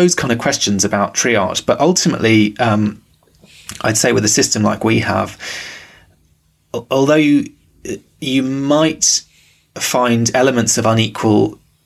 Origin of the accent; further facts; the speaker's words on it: London, United Kingdom; growing up in London